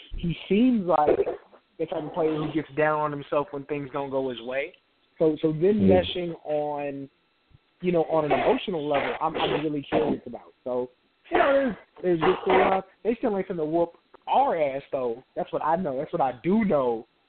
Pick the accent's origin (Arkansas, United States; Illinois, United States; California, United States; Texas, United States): Texas, United States; San Antonio; I'm from San Antonio